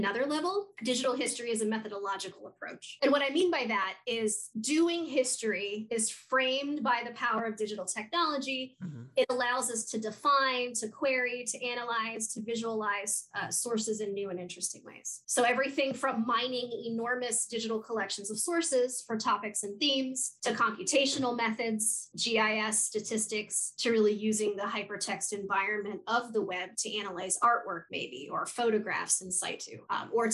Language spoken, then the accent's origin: English; West Virginia, United States; moved away as an adult; also born or lived in Madison, Wisconsin / Fairfax, Virginia; now in North Georgia, United States; I'm originally from West Virginia.